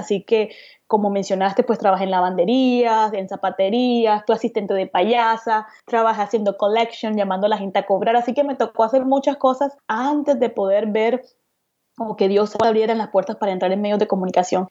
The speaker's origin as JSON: {"language": "Spanish", "town": "Cartagena", "region": "Bolívar", "country": "Colombia", "tie": "born or raised there", "said": "crecí en Cartagena, Colombia, en la costa"}